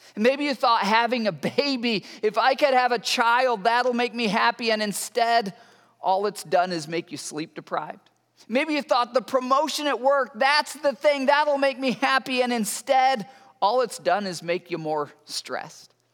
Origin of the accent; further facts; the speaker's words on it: Michigan, United States; So I grew up in Michigan and we would often go camping up in Canada.